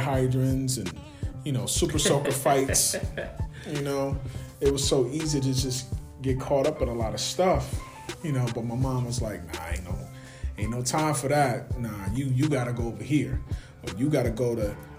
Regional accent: Buffalo, New York, United States; born and raised in the city of Buffalo, okay, by way of the east side of Buffalo.

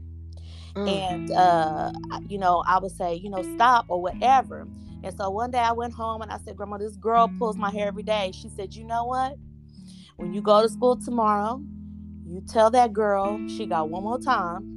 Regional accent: Rockport, Texas, United States; I grew up in Rockport, Texas.

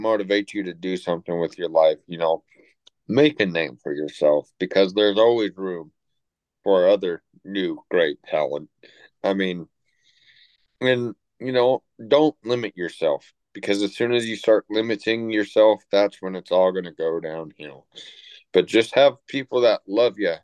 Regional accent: Everett, Washington, United States; when I was growing up in Everett, Washington

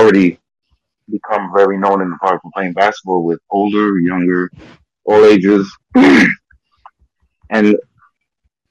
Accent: New York City, New York, United States; also born or lived in Trinidad / Crown Heights / Bed-Stuy; I started off in Brownsville when I came up here from Trinidad.

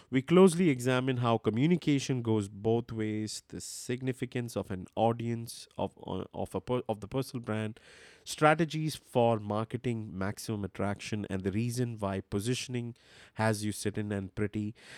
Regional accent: India; English is a second language; I'm not from Germany. I am from India. A lot of people misunderstand my accent thinking I'm German. I'm not.

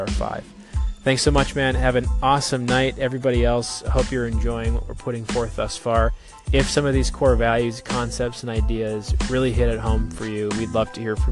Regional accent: United States; moved away; my hometown, Fargo-Moorhead area, North Dakota, Minnesota

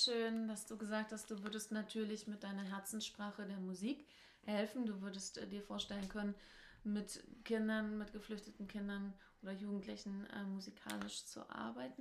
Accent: Germany; als Deutsche

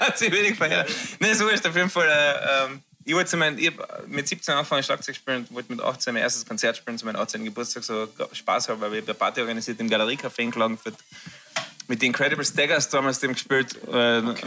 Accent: Frankfurt, Hesse, Germany; wir sind beide aus Frankfurt

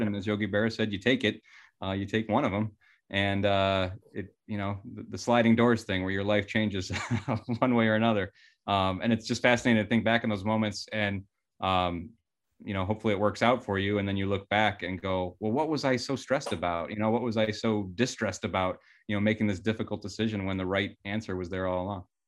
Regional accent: Cleveland, Ohio, United States; I love my hometown and there's a lot of great things about it

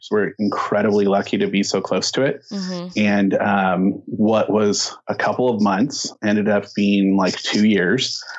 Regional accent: Azusa, California, United States; also born or lived in Inland Empire, California; now in San Dimas, United States; I uh, am born and raised Southern California in this area. I grew up in Azusa, so just down the road here.

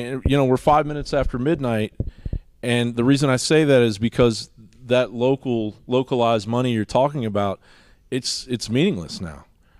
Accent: Kentucky, United States; now in Austin, United States; I grew up in Eastern Kentucky, and I've seen racism.

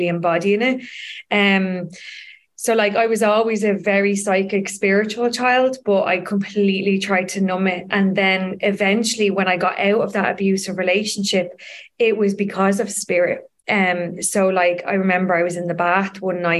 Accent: Dublin, Leinster, Ireland; I grew up in Donnymead

